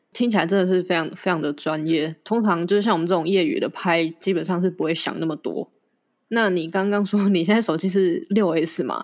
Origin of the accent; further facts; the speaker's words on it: Yunlin County, Taiwan; 跟我是同乡嘛，都是云林人。那像我，我在云林长大